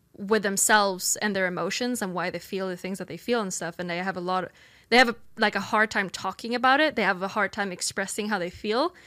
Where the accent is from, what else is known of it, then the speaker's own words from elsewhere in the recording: Sweden; moved away as an adult; now in United States; I grew up in Sweden